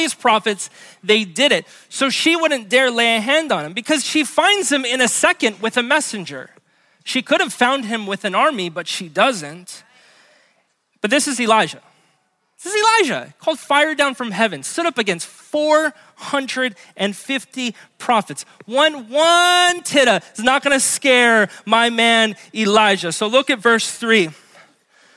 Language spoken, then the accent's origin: English; Honolulu, Hawaii, United States; now in Kapolei, United States; I grew up in Hawaii Kai